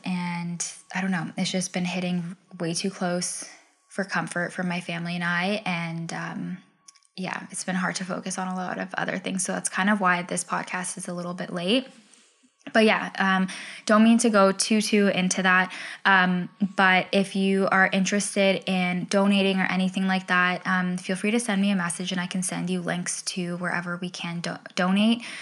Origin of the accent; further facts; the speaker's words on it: Ontario, Canada; moved away as an adult; also born or lived in British Columbia; move back home